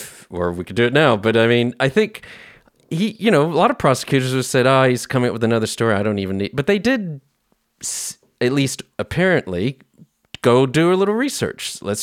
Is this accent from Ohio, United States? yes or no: no; San Antonio, Texas, United States; moved away; I'm from San Antonio